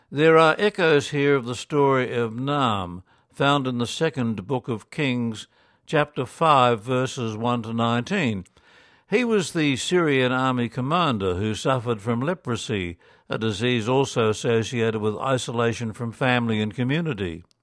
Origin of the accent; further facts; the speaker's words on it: Ireland; I was monitoring the situation in Ireland, my home country